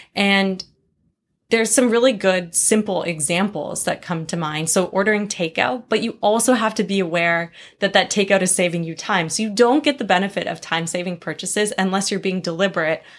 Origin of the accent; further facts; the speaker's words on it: Vancouver, British Columbia, Canada; moved away as an adult; now in United States; I'm Canadian